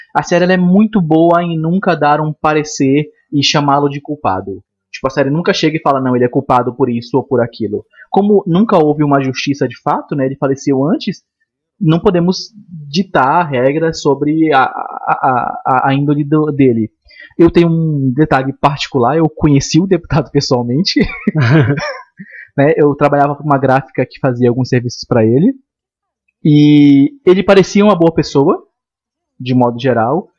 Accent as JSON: {"language": "Portuguese", "town": "Manaus", "region": "Amazonas", "country": "Brazil", "said": "eu sou de Manaus"}